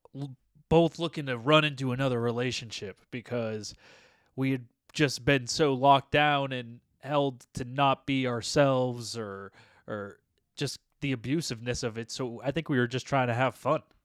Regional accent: United States; we're from United States of America

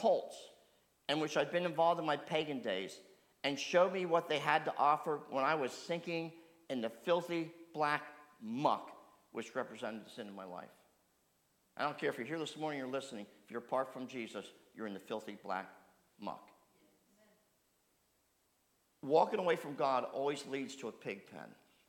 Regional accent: New Jersey, United States; boy growing up the country, I used to do a lot of exploring with my brother. And for those of you growing up in South Jersey, there's a lot of open land to explore.

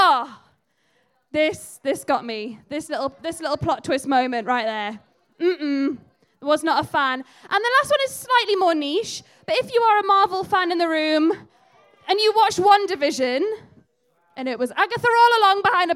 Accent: the Northeast, North East England, United Kingdom; now in Halesowen, United Kingdom; you've moved to Hales Owen from somewhere else, like I have. I grew up in the Northeast.

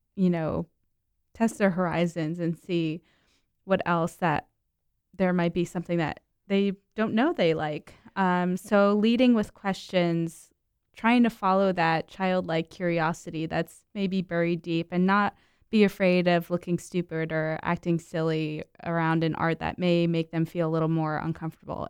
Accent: Mount Olive, New Jersey, United States; moved away; I grew up in New Jersey

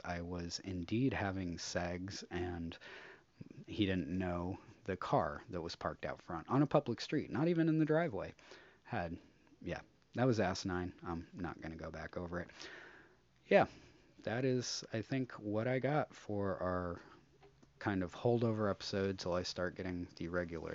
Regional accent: United States; as an American

